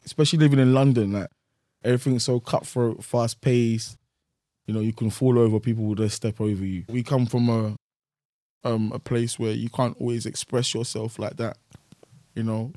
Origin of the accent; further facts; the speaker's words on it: Nigeria; I'm from Nigeria